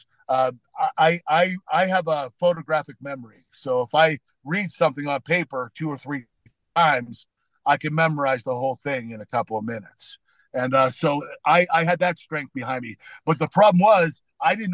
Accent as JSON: {"language": "English", "town": "Pittsburgh", "region": "Pennsylvania", "country": "United States", "tie": "born or raised there", "said": "my hometown of Pittsburgh"}